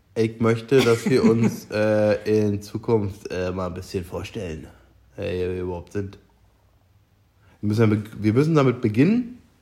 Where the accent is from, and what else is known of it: East Germany, Germany